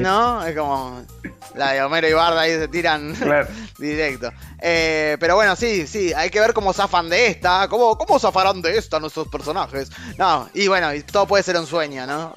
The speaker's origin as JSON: {"language": "Spanish", "country": "Argentina", "said": "De Argentina somos nosotros. Sí, el, acento nuestro puede confundir, porque podríamos ser uruguayos. Eh, pero no, somos argentinos"}